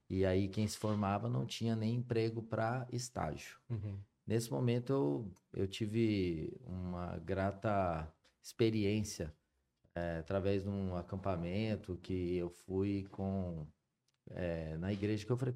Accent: São José dos Campos, São Paulo, Brazil; eu sou nascido em São José dos Campos, é, morei a minha vida toda por aqui.

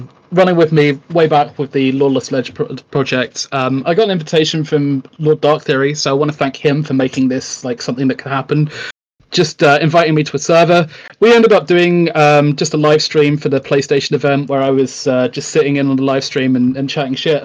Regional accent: United Kingdom; I am famed, in inverted commas, for being the Brit who speaks his mind

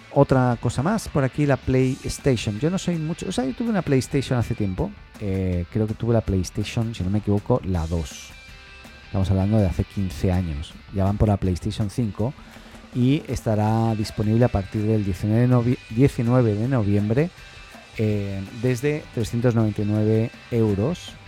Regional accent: Spain; now in Chile; estoy en Chile, pero soy español

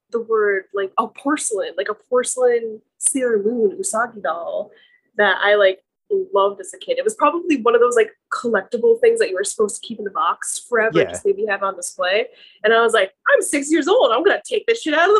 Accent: New Jersey, United States; now in Massachusetts, United States; I am from Jersey.

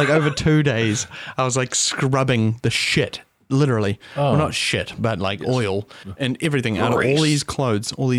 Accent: New Zealand; I'm a Kiwi plumber

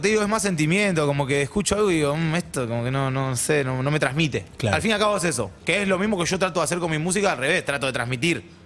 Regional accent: Argentina; soy bien argentino

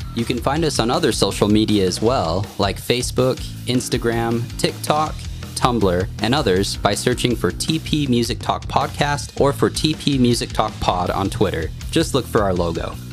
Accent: Provo, Utah, United States; I was born right here in Provo, Utah

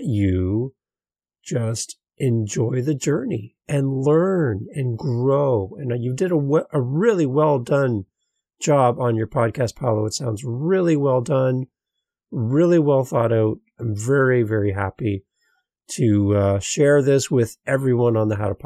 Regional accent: Canada; As a Canadian with my brother in Brazil

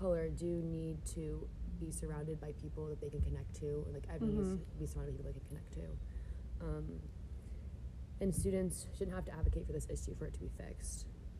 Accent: Columbus, United States; So for my high school, so I'm from Columbus, so my high school is predominantly white, a white privileged area

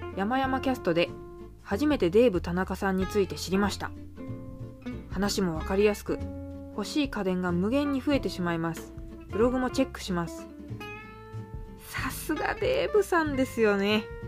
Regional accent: Kawasaki, Kanagawa, Japan; 私も川崎市出身です

